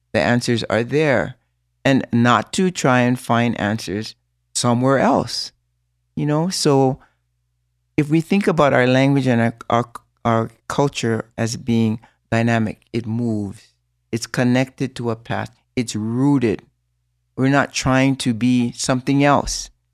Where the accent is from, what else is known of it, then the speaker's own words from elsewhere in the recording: Hawaii, United States; our language and our, our own beliefs as a Hawaiian people